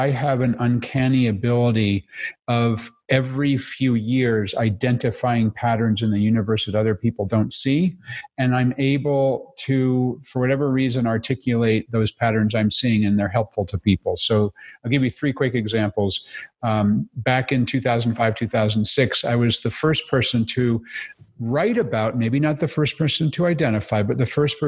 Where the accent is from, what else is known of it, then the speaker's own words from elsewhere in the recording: outside New York City, Connecticut, United States; I grew up outside of New York City in Connecticut.